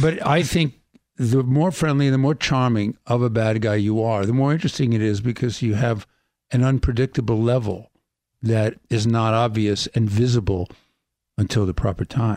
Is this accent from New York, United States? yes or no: yes; New York City, New York, United States; I grew up in Brooklyn